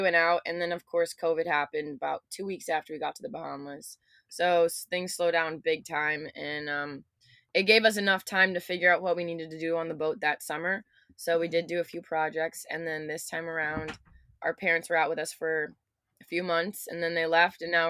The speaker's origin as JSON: {"language": "English", "region": "Michigan", "country": "United States", "tie": "born or raised there", "also_born_or_lived": "California / Netherlands / Mexico / Florida", "said": "we moved to Michigan. And he got a job there working for Ford Motor Company as an electrical engineer. And we grew up in Michigan"}